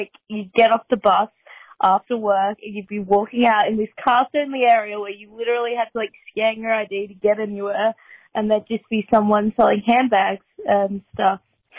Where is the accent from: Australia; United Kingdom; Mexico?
Australia; Being Australian, I'd kind of never really seen this before